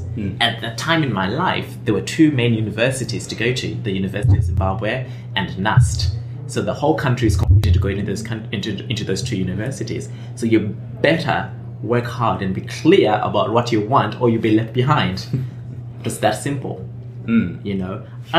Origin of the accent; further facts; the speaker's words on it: England, United Kingdom; born there; even though I was born, by the way, in England, but I never grew up in England.